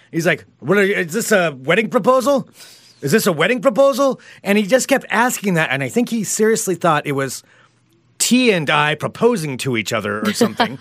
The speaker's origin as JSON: {"language": "English", "town": "Independence", "region": "Oregon", "country": "United States", "moved": "yes", "lives_now": "Portland, United States", "said": "I'm originally from Independence, which is small town Oregon, too."}